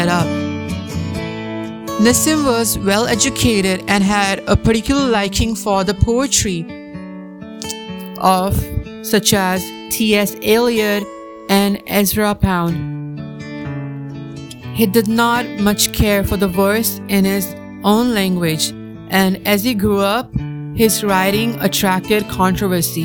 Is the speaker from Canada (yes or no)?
no; India; our own country, India, where we are born.